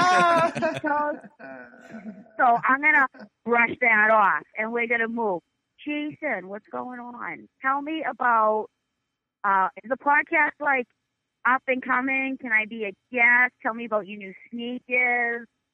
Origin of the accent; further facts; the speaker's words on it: North Shore, Boston area, Massachusetts, United States; accent: Boston; Born and bred. I'm from the North Shore. Nashville. It's like 7 minutes from Boston.